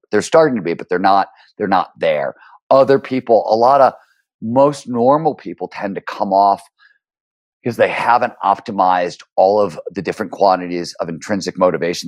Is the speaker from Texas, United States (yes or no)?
no; Cleveland, Ohio, United States; When I was growing up in Cleveland, Ohio in the blue collar 70s